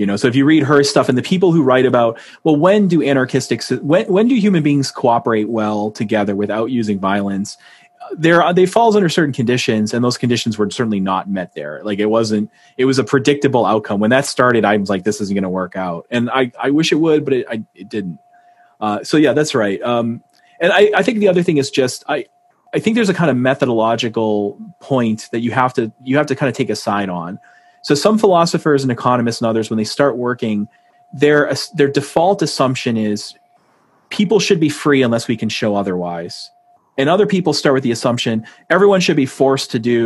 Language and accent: English; New Hampshire, United States; moved away; I'm from New Hampshire